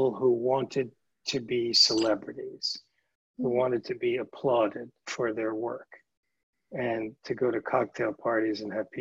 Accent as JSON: {"language": "English", "town": "New York City", "region": "New York", "country": "United States", "tie": "born or raised there", "said": "I grew up in New York City"}